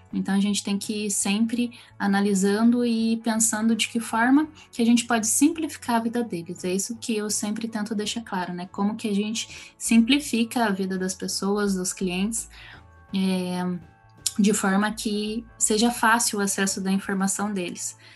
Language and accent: Portuguese; Curitiba, Paraná, Brazil; E eu sou aqui de Curitiba